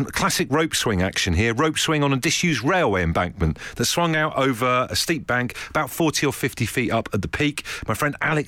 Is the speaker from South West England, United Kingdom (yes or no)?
yes; Trowbridge, South West England, United Kingdom; growing up in Trowbridge, we used to play in a building site